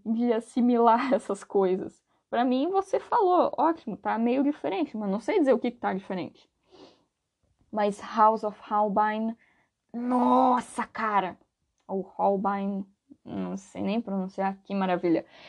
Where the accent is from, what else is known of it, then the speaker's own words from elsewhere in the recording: Brazil; aqui no Brasil